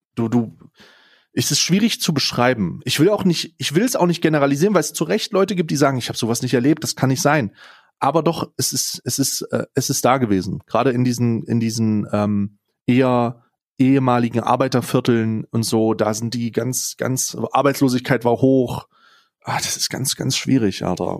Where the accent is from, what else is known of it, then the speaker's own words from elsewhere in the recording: Saxony, Germany; selber als gebürtiger Sachse tatsächlich, ja, also ich, ich, ich bin in Sachsen geboren